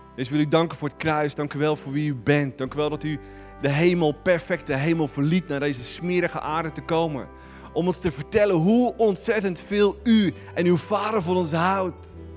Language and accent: Dutch; Netherlands; wij als Nederlanders